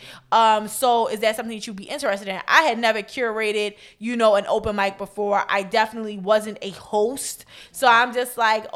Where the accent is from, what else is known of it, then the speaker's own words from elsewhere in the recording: Baltimore, Maryland, United States; my childhood and rearing in Baltimore. Like, you know, my experience in Baltimore, growing up in Baltimore, still living here.